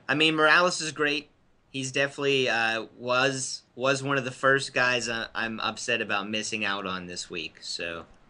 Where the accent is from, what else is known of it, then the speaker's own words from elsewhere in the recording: Pittsburgh, Pennsylvania, United States; now in near Philadelphia, United States; So I'm from Pittsburgh, by the way.